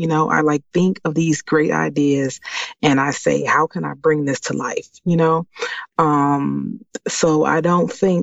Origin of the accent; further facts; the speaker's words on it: Washington, District of Columbia, United States; moved away as an adult; now in Maryland, United States; I was born and raised in Washington, D.C., and I currently live in Maryland